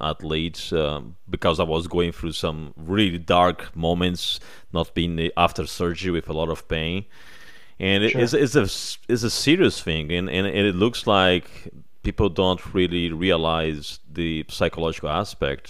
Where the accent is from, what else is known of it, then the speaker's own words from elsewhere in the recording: Brazil; moved away as an adult; now in United States; I'm originally from Brazil